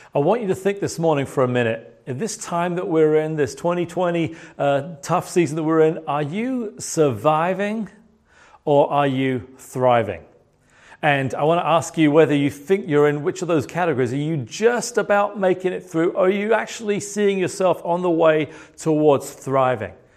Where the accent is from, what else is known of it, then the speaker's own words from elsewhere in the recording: United Kingdom; moved away; as a British person